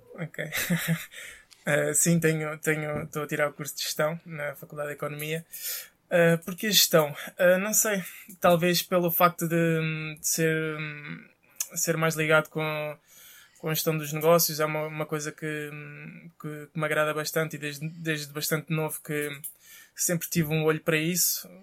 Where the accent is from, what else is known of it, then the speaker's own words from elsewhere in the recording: Casa Branca, Alentejo, Portugal; also born or lived in Elvas; Sou natural da Casa Branca. Nasci foi em Elvas, hum. mas sou natural da Casa Branca.